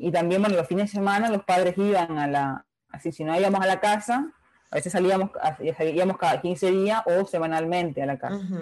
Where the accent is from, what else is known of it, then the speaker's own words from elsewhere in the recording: Holguín, Cuba; accent: Holguín tonada; moved away as an adult; also born or lived in Havana, Cuba; now in Uruguay; yo soy cubana, cubana de pura cepa, de la, bella ciudad de Holguín, la ciudad de los parques es en el oriente del país y bueno, yo nací, me crié toda mi, mi, adolescencia, digamos, y mi juventud en, en Holguín